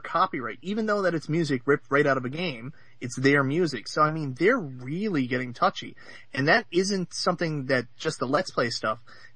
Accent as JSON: {"language": "English", "country": "Canada", "said": "I'm from Canada"}